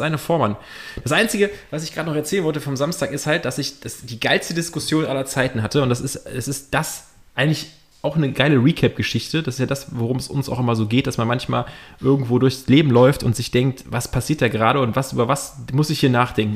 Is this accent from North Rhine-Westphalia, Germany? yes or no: yes; Cologne, North Rhine-Westphalia, Germany; als Kölner